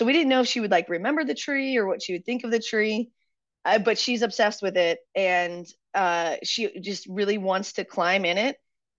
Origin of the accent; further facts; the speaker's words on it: Pittsburgh, Pennsylvania, United States; we come from Pittsburgh, where the housing market is very disparate.